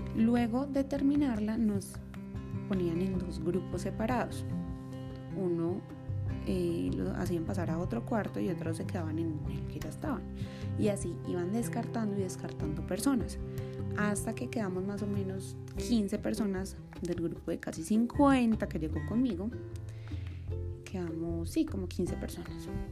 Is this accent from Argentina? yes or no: no; Medellín, Antioquia, Colombia; now in Bogotá, Colombia; nací en Medellín, Antioquia, también en Colombia